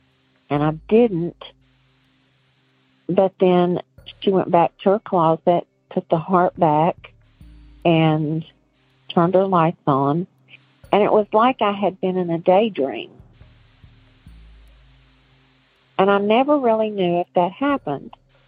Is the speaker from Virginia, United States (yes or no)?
yes; Virginia, United States; now in North Carolina, United States; I live in North Carolina, but I grew up in Virginia.